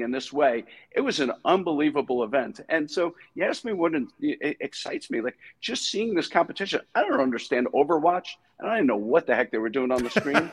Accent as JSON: {"language": "English", "region": "New York", "country": "United States", "tie": "born or raised there", "said": "I grew up in New York"}